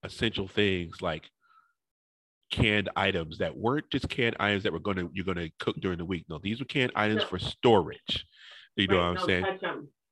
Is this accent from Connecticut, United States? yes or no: yes; New Haven, Connecticut, United States; moved away; I grew up in New Haven